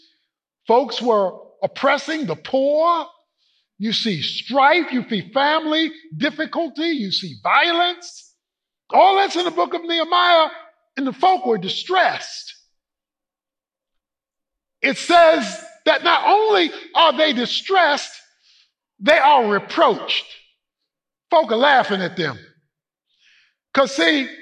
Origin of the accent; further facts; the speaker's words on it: Baltimore, Maryland, United States; moved away; go home to Baltimore, to the old neighborhood. The place where I grew up on Poplar Grove Street